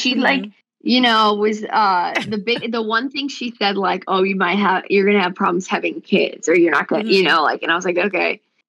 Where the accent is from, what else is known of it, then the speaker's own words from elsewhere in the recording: Arlington Heights, Illinois, United States; I grew up in the Chicago suburbs.